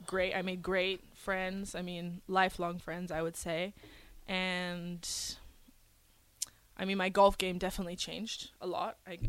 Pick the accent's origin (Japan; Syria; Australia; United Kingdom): Syria; Damascus, Damascus Governorate; born there; also born or lived in Venezuela / Houston, United States / New Zealand / Brunei; So I was born in the Middle East in Syria, Damascus, and I've lived everywhere growing up. So after Syria, we went to Venezuela in South America. Then we went to Houston, Texas, New Zealand, and Brunei, which is in Southeast Asia.